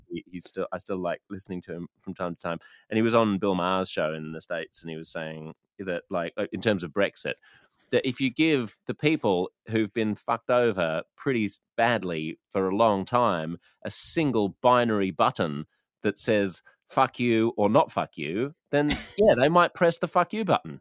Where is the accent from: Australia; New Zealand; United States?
Australia; as an Australian